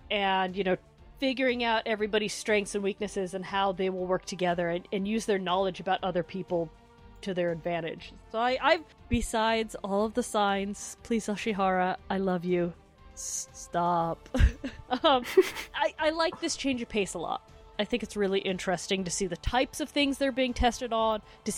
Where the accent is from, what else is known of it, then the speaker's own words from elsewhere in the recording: Canada; I'm Canadian, I know.